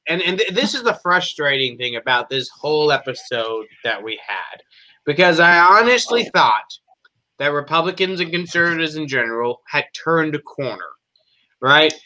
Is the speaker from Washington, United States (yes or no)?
no; Florida, United States; now in Nebraska, United States; I grew up in Florida.